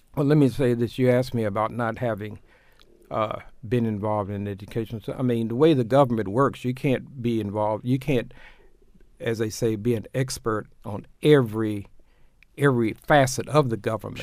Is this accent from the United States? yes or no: yes; Tulsa, Oklahoma, United States; now in Baltimore, United States; I grew up in Tulsa, Oklahoma, doing the closing days of Jim Crow